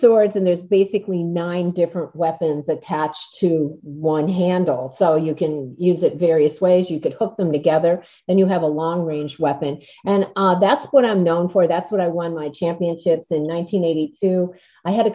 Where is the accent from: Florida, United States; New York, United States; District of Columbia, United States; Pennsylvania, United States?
Pennsylvania, United States; Scranton; I was from Scranton